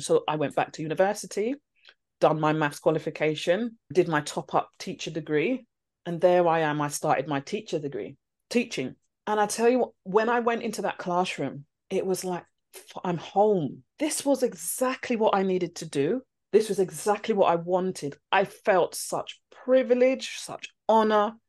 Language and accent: English; London, United Kingdom; I'm from London.